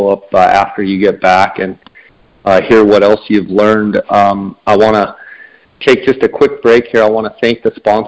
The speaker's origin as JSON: {"language": "English", "town": "Phoenix", "region": "Arizona", "country": "United States", "tie": "born or raised there", "said": "here in my hometown of Phoenix"}